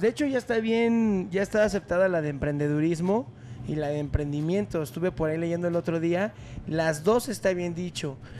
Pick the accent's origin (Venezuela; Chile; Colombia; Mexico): Mexico; Santiago de Querétaro, Querétaro; Yo soy originario de Hércules, soy queretano